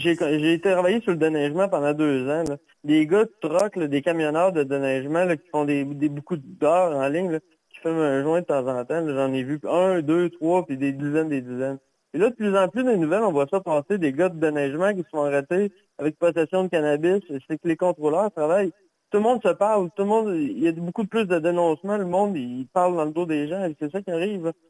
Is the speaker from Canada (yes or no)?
yes; Quebec, Canada; on est québécois, putain, on est au Québec.